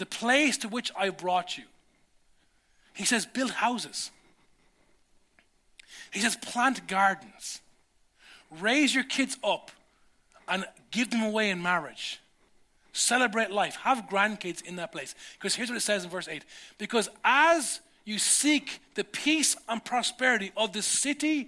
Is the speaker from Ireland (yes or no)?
yes; Ireland; as a 17-year-old Irish dude